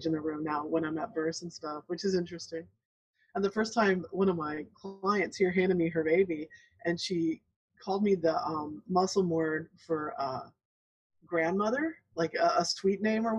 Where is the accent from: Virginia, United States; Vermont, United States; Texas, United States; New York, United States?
Texas, United States; El Paso; I'm from El Paso. I think you guys already knew that. And I went to Cielo Vista High School, or Cielo Vista Elementary